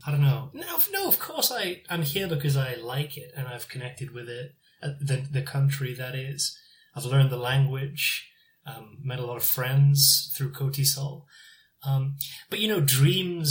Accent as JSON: {"language": "English", "town": "Newcastle upon Tyne", "region": "North East England", "country": "United Kingdom", "moved": "as an adult", "lives_now": "South Korea", "said": "I'm from Newcastle in England."}